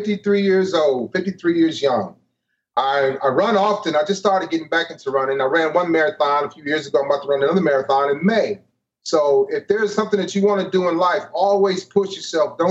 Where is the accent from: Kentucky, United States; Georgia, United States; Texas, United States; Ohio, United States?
Ohio, United States; East Cleveland; moved away as an adult; I'm originally from East Cleveland, Ohio.